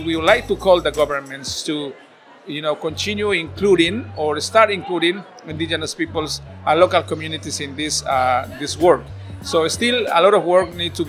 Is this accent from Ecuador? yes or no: yes; Ecuadorian Amazon, Ecuador; I am a Quechua from the Ecuadorian Amazon